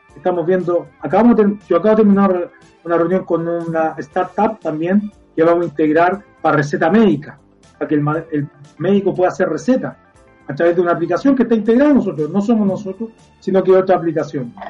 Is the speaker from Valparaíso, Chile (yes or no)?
yes; Viña del Mar, Valparaíso, Chile; Los que somos de Viña